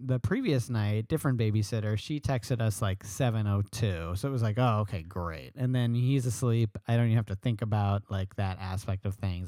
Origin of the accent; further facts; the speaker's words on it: New York, United States; I'm a New Yorker